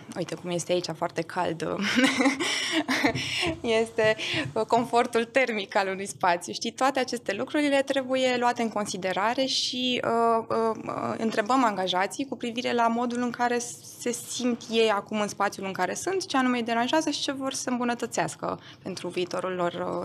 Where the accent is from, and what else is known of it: Romania; first language German; Romanian is a second language; also born or lived in Austria